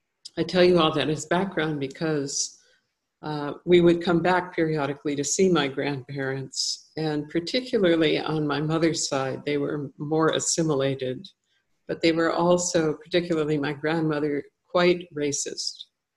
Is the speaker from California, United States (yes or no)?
yes; California, United States; born there; also born or lived in Italy; I was actually not born in Chicago. I was born in Southern California, and my family moved around quite a bit.